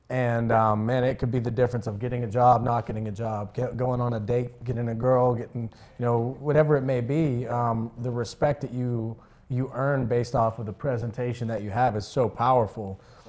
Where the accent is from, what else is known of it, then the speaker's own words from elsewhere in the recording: Finleyville, Pennsylvania, United States; I grew up in Findlayville, Pennsylvania. So I went to Ringgold High School, and youngest of three.